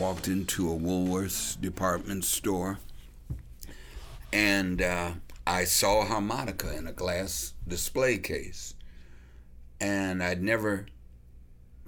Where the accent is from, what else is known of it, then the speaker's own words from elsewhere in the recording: Los Angeles, California, United States; moved away; also born or lived in Chicago, Illinois; I was growing up in Los Angeles